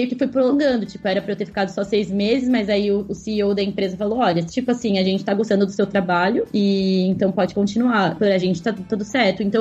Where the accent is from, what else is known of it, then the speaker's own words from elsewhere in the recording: São Paulo, Brazil; also born or lived in Florianópolis / Peruíbe; now in Berlin, Germany; É, eu sou originalmente de São Paulo, mas mesmo no Brasil eu já mudei bastante de cidade, morei um tempo em Florianópolis, depois em Peruíbe